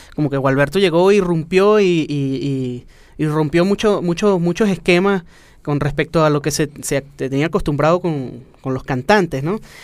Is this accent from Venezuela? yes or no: yes; Venezuela; lo que somos nosotros como, venezolanos